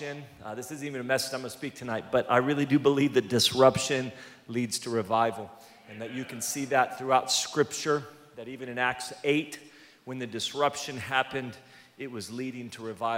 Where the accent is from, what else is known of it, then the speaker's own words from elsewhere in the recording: California, United States; I'm from California